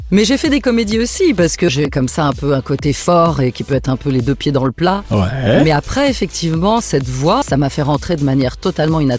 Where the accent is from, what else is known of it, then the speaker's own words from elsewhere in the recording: Angers, Pays de la Loire, France; also born or lived in Paris; Mes parents ont déménagé tout de suite euh, à Angers et du coup j'ai été élevée à Angers